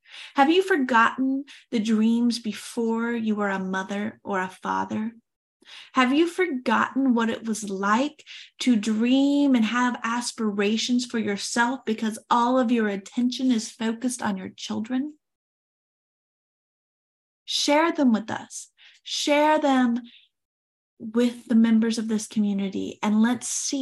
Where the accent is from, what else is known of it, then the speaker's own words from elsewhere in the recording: Oklahoma, United States; I was born and raised in Oklahoma